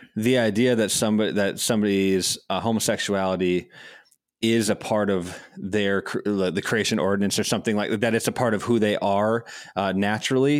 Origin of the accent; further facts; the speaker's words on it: Madison, Wisconsin, United States; I grew up in Madison, Wisconsin